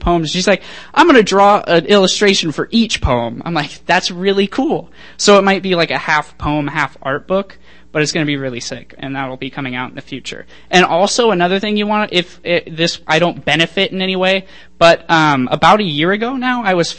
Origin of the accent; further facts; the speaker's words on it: Lynden, Washington, United States; I'm from Linden, which is just up north